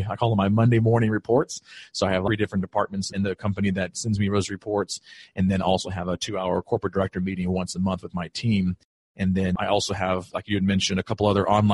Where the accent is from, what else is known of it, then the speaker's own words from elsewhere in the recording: Greenville, South Carolina, United States; moved away as an adult; I'm originally from Greenville, South Carolina. That's where I grew up.